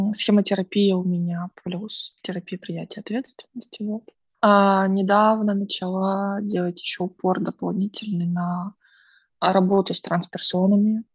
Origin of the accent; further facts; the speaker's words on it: Odesa, Odesa Oblast, Ukraine; also born or lived in Russia; now in Turkey; мои родители в Одессе, и там мой родной город и дом